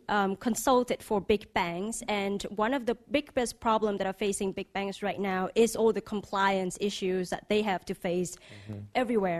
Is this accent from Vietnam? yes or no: yes; Vietnam; moved away as an adult; also born or lived in United States; now in London, United Kingdom; I'm from Vietnam. I was educated in the U.S., and I live in the U.S. more than 10 years